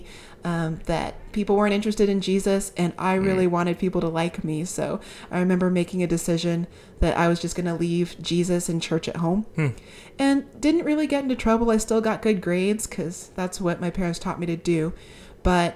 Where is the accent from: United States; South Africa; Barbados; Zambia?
United States; Las Vegas, Nevada; I am a missionary in, actually, ironically, my hometown of Las Vegas, Nevada